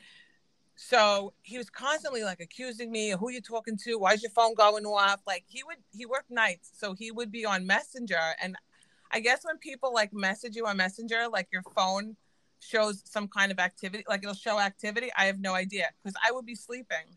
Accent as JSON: {"language": "English", "area": "Long Island", "region": "New York", "country": "United States", "accent": "Long Island", "said": "I'm definitely Long Island"}